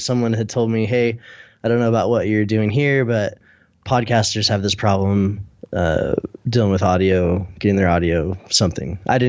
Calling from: Salt Lake City, Utah, United States; I'm in Salt Lake City, Utah.

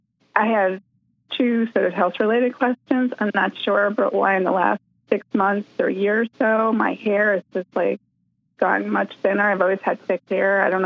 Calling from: Massachusetts, United States; from Massachusetts.

